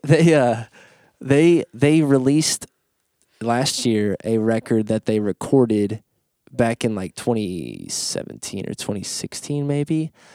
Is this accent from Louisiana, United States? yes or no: no; Evansville, Indiana, United States; my hometown of Evansville